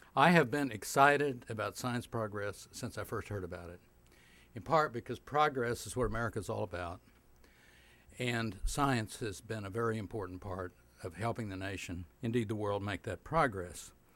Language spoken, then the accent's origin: English; Oklahoma, United States; I grew up in Oklahoma in the 40s and 50s